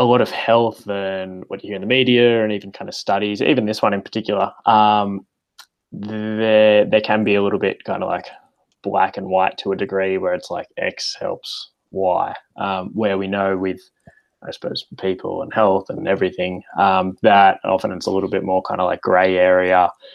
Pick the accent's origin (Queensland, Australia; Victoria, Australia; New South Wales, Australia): New South Wales, Australia; Como; So I grew up around the Shire area. So I grew up in Como and went to Genali High School.